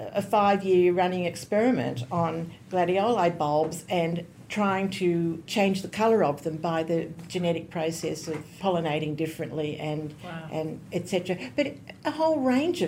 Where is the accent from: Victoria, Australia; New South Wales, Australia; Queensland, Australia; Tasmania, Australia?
New South Wales, Australia; Goulburn; also born or lived in Cootamundra, Australia / London, United Kingdom / Sydney, Australia; I was born in Cootamundra. Early in my life, I moved to Goulburn